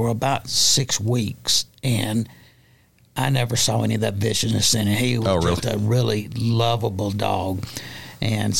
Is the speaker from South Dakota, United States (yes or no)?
no; Coffeeville, Mississippi, United States; also born or lived in Memphis, Tennessee; now in Nashville, United States; I basically grew up in Mississippi, which is very rural, but a very good small town, probably less than 1,000 people